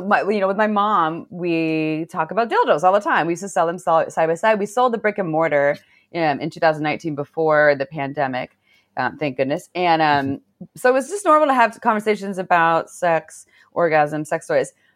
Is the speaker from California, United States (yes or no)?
yes; Santa Cruz, California, United States; I grew up in Santa Cruz